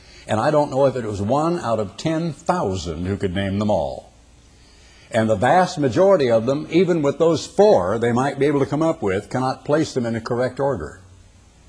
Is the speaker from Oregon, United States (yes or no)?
yes; Oregon, United States; I was a boy growing up in the Oregon Conference of the Church of God